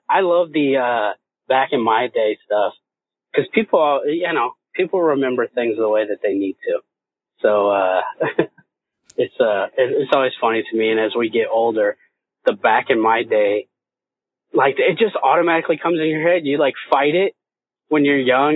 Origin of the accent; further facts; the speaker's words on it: Indiana, United States; moved away; I was from Indiana